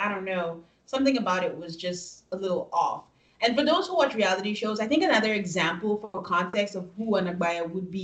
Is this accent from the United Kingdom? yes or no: no; Nigeria; moved away; we're from Nigeria, so sometimes my brain thinks in different languages.